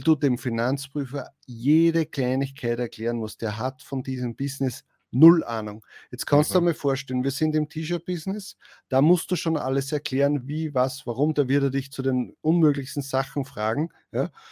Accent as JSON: {"language": "German", "country": "Austria", "said": "als Österreicher"}